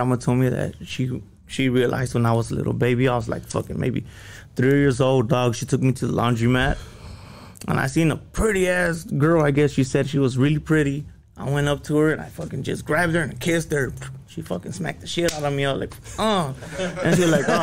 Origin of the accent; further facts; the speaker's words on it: Los Angeles, California, United States; first language Spanish; English is a second language; also born or lived in Boyle Heights; I was born in East LA Doctor's Hospital